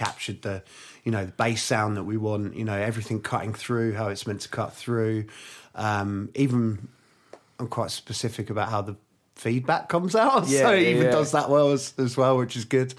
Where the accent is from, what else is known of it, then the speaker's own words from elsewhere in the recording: Twickenham, London, United Kingdom; also born or lived in Hammersmith / Barnes / Kingston; I was born in Hammersmith. I lived in Barnes till I was about six, and I moved to Twickenham.